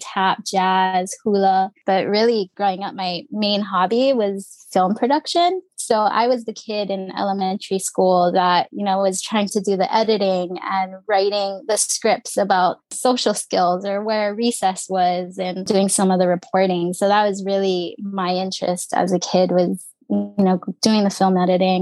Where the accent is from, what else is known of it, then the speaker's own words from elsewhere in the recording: Oahu, Hawaii, United States; also born or lived in Los Angeles, California / Orange County, California; I grew up on Oahu, right above Pearl Harbor